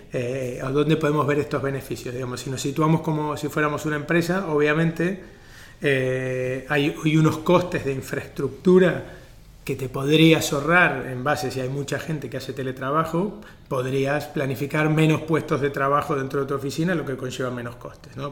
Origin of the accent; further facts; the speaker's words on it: Argentina; now in Spain; yo que vengo de Argentina y mismo aquí en España